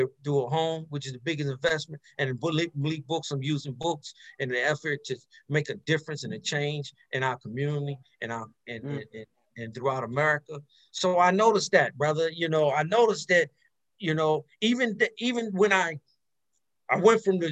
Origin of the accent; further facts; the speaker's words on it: Maryland, United States; moved away; also born or lived in California; I'm from Maryland. And so in the DC area